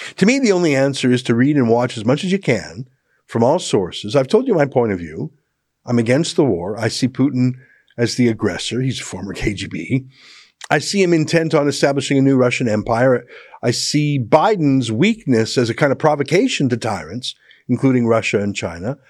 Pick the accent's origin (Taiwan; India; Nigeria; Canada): Canada; as a Canadian